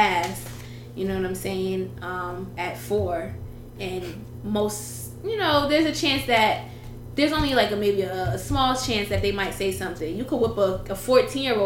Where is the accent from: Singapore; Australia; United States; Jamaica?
Jamaica; moved away; we're Jamaican